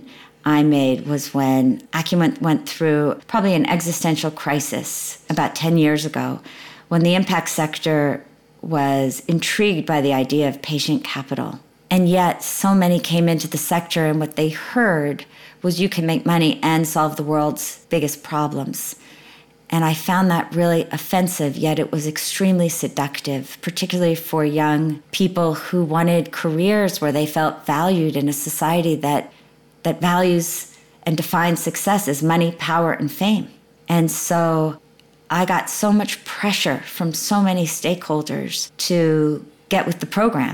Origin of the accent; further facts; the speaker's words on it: United States; as an American woman